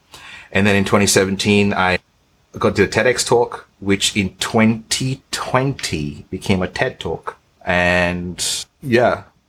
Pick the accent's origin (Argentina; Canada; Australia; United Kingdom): Australia; also born or lived in Bahrain; my dad's Indian, my mom's Portuguese. I was born in Bahrain. I'm Australian.